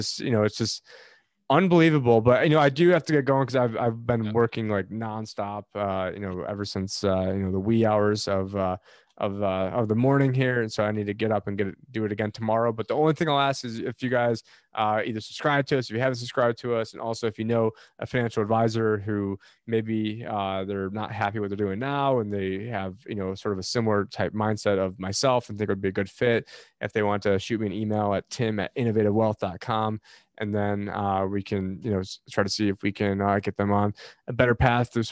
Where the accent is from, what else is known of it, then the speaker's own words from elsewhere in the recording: Syracuse, New York, United States; moved away; my hometown Syracuse